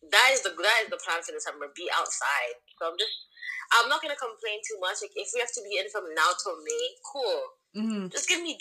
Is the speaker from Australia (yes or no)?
no; Toronto, Ontario, Canada; moved away as an adult; now in London, United Kingdom; I've been here what three years now. I'm, I'm obviously from Toronto. That's home. That's never gonna change. But currently, I'm out here living my, I guess, my London life, isn't it? Like a South London babes.